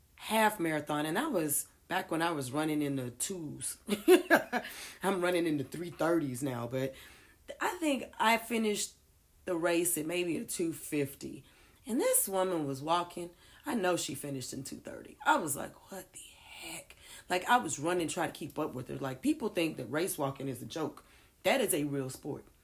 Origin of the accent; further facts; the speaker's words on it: Houston, Texas, United States; I'm from Houston